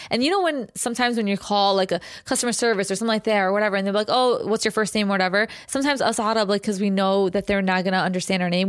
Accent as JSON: {"language": "English", "country": "United States", "tie": "born or raised there", "said": "technically you and I were born here"}